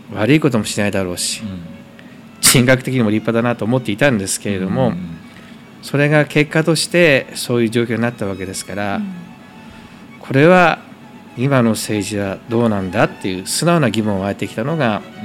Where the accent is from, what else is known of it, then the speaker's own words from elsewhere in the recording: Koriyama, Fukushima, Japan; moved away as an adult; 生まれ育ちは福島県郡山市ですね